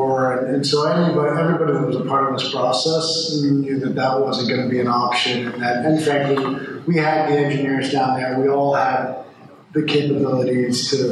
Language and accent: English; Montreal, Quebec, Canada; now in Louisville, United States; I actually grew up in Montreal. My mother's Canadian. A long line of … from Ireland. And while I was born in Louisville, I grew up in Canada.